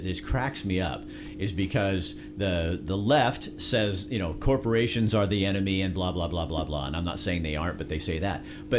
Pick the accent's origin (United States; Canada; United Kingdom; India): United States; Oregon; I was born in Oregon